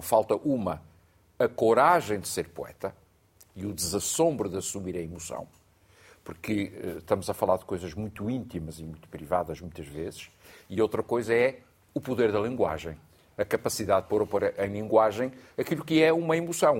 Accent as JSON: {"language": "Portuguese", "town": "Angra do Heroísmo", "region": "Azores", "country": "Portugal", "tie": "born or raised there", "said": "Na Ilha Terceira, em Angra do Heroísmo"}